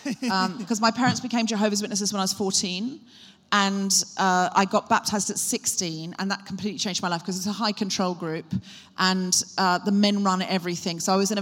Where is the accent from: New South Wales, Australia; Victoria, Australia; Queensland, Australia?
Queensland, Australia; Gold Coast; also born or lived in Brisbane; I was born in Brisbane, Australia. That's right. My accent comes and goes. I moved to the Gold Coast when I was 4.